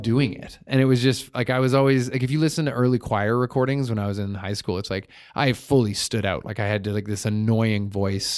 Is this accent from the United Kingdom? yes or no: no; Vernon, British Columbia, Canada; also born or lived in Victoria / Cornell; I lived in Cornell up until grade three, and then, uh, and then I moved to Vernon.